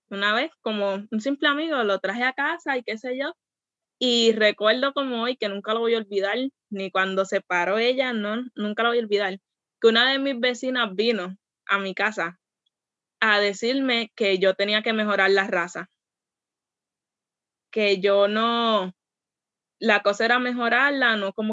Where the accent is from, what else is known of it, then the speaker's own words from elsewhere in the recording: Puerto Rico; Y es como que, mira, yo soy de Puerto Rico.